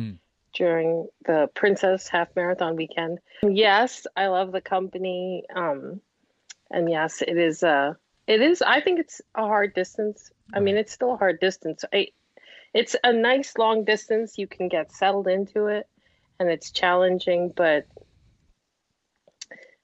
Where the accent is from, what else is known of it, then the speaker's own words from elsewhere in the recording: Montreal, Quebec, Canada; growing up in Montreal